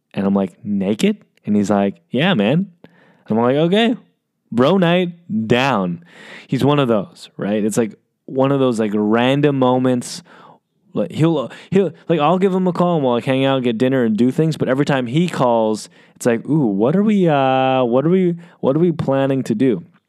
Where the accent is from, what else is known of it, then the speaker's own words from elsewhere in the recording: United States; I'm Asian American